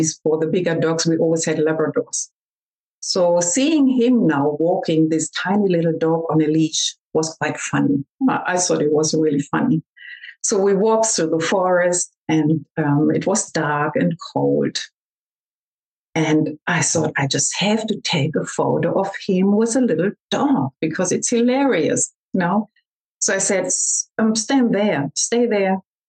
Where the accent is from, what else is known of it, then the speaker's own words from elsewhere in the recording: Australia; We came from Australia to Germany and visited our best friends back then